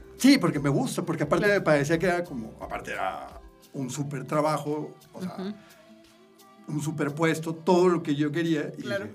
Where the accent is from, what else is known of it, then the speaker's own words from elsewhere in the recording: Monterrey, Nuevo León, Mexico; moved away as an adult; also born or lived in Nuevo Laredo, Tamaulipas; now in Mexico City, Mexico; nazco ya y así a los quince días me voy a Monterrey